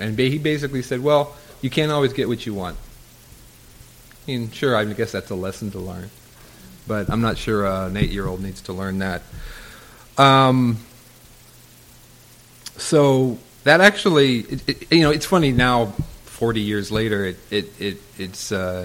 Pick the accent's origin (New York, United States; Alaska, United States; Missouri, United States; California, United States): California, United States; Southern; I grew up in Southern California